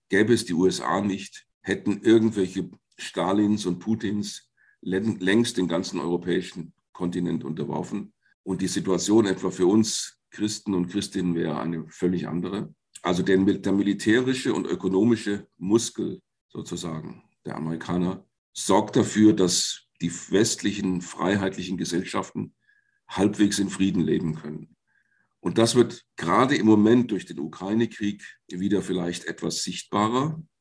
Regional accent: Fulda, Hesse, Germany; Also zum einen bin ich gebürtiger Fulda und damit im sogenannten Fulda Gap aufgewachsen in meiner Heimatstadt.

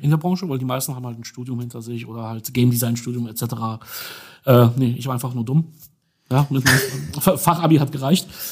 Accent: Dortmund, North Rhine-Westphalia, Germany; moved away as an adult; also born or lived in Upper Silesia, Poland; now in Berlin, Germany; Bin aber sonst Dortmunder

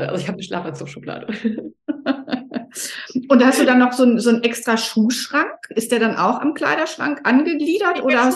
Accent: Sylt, Schleswig-Holstein, Germany; Ja, ich bin aus Sylt, es ist sieben Grad

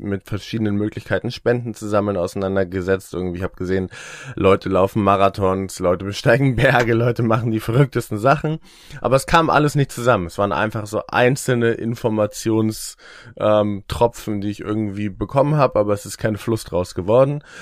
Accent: Eckernförde, Schleswig-Holstein, Germany; now in Hamburg, Germany; ich wohne in Hamburg und ich komme aus Eckernförde, noch weiter im Norden

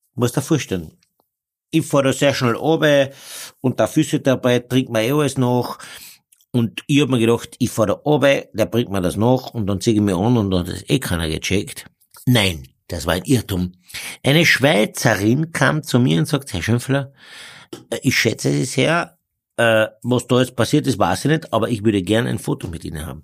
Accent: Carinthia, Austria; als äh, Kärntner

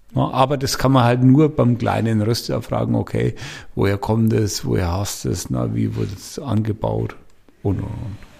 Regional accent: Franconia, Bavaria, Germany; ich bin Franke

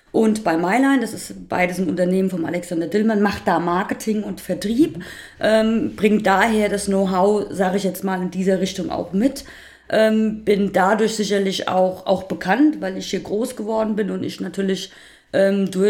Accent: Hesse, Germany; Also ich bin gebürtige Rheingauerin. Ich bin äh, hier groß geworden

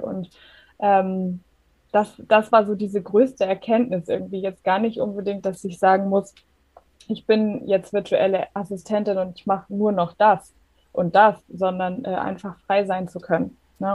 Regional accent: Germany; komme aus der Nähe von Hamburg. Ich lebe hier mit meinem Mann

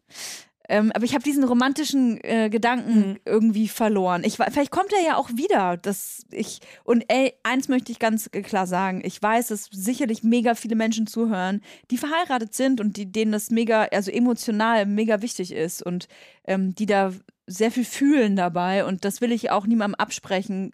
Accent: Nuremberg, Bavaria, Germany; now in Berlin, Germany; ich komme aus Nürnberg

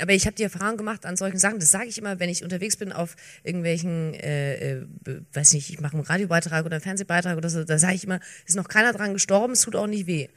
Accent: Bavarian Swabia, Germany; ich komme äh, ja gar nicht aus Franken, ich komme aus, aus Bayerisch-Schwaben

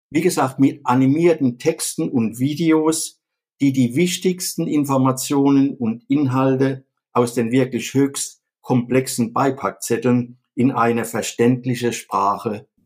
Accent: Viernheim, Hesse, Germany; Ich komme aus Viernheim das liegt mitten in der wirtschaftsstarken Metropolregion Rhein-Neckar vor den Toren von Mannheim und auch in der Nähe von Heidelberg und Ludwigshafen.

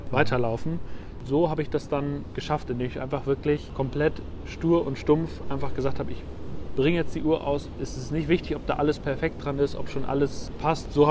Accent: Münster, North Rhine-Westphalia, Germany; ich komme ja aus, äh, aus Münster in Westfalen und da habe ich bei der Firma Meistersinger gearbeitet.

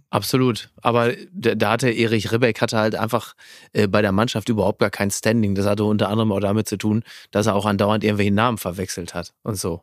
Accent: Castrop-Rauxel, North Rhine-Westphalia, Germany; mein Heimatdorf Henrichenburg

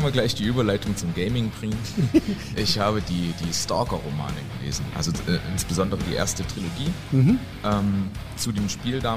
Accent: East Germany, Germany; ich formuliere das als Ostdeutscher.

